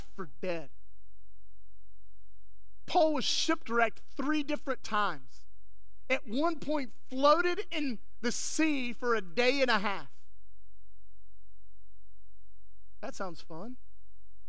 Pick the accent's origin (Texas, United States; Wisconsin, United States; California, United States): Texas, United States; West; growing up in West Texas